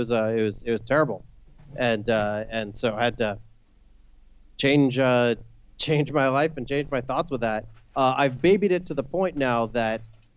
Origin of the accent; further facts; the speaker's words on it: Tampa, Florida, United States; moved away as an adult; also born or lived in Gainesville, Florida / Los Angeles, California; now in Orlando, United States; I'm from Tampa originally.